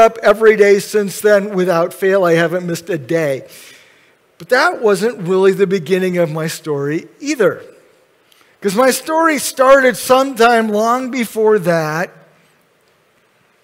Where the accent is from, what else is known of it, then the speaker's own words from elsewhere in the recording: Grand Rapids, Michigan, United States; Kent County, Michigan, I was born in Grand Rapids